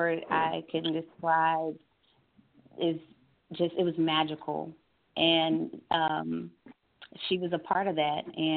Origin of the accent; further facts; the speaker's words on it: New York, United States; moved away as an adult; now in Georgia, United States; I had to leave my home state, which is New York.